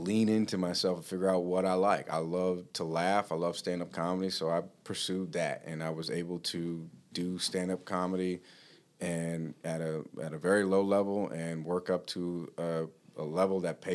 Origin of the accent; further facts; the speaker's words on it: Los Angeles, California, United States; moved away as an adult; also born or lived in Utah; now in Plymouth, United States; I grew up in Los Angeles